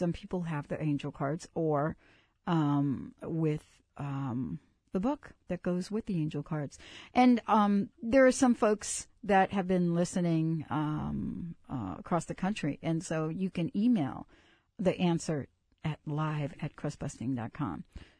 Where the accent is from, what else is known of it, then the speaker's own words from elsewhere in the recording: New York, United States; Oh, I'm from New York.